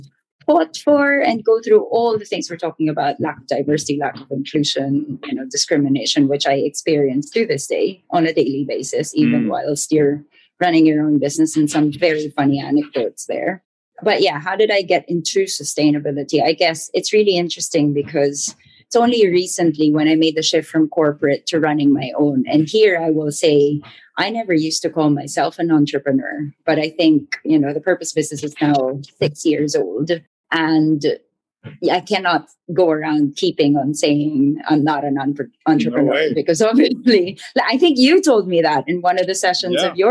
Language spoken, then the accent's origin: English; Manila, Metro Manila, Philippines; 100% born and raised in Manila